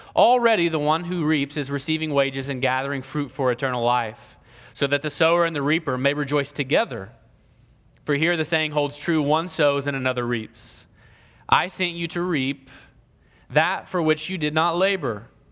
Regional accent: Ohio, United States; now in Columbus, Georgia, United States; I'm from Ohio

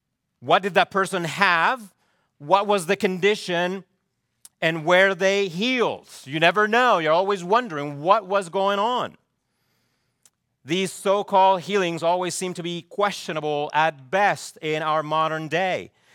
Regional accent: Chile; I remember growing up in Chile, there used to be a ministry called Dorcas. I don't know if you ever had anything like that in the U.S.

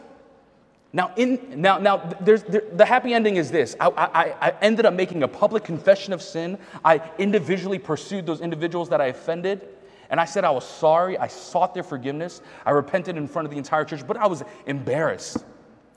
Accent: New York, United States; now in Boston, United States; I'm from New York.

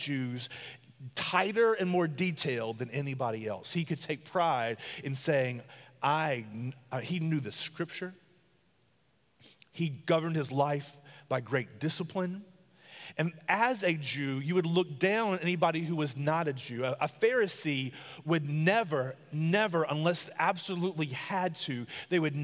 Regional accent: South Carolina, United States; I'm from the country. I'm a South Carolina boy. I'm a country boy.

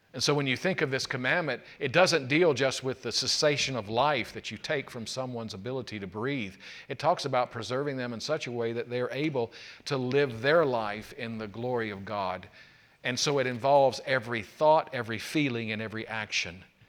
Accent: South Carolina, United States; when I was growing up in South Carolina

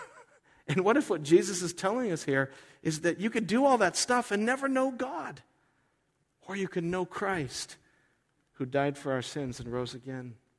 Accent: United States; I'm an American. I love my country.

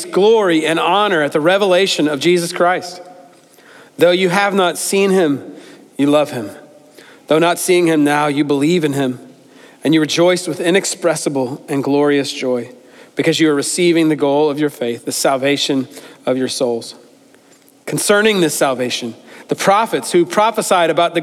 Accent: United States; growing up in America

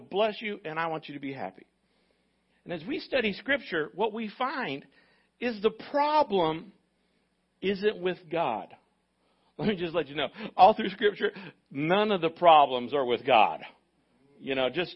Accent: United States; as an American

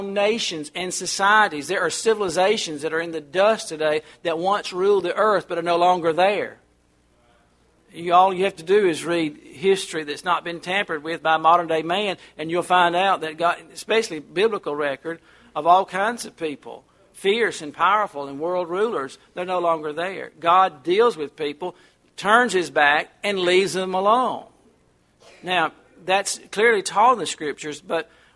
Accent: United States; I'm not British. I'm American

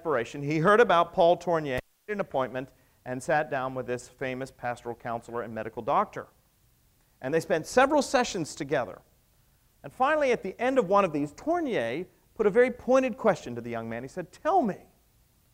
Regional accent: the South, United States; Southerners get very attached to places, don't we

